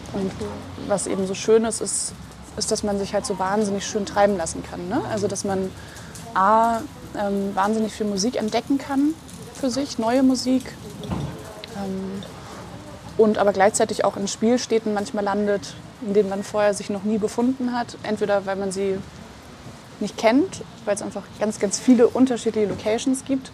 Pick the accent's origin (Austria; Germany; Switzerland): Germany; Marburg, Hesse; now in Hamburg, Germany; Ich komme ursprünglich ja aus Marburg an der Lahn. Da bin ich aufgewachsen.